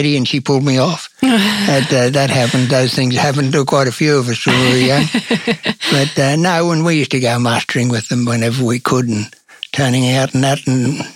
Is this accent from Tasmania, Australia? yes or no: no; Wauwun, Queensland, Australia; also born or lived in Burnside; born in Wauwun. And I'm pretty sure the reason I was born there was Mum had a sister living down towards there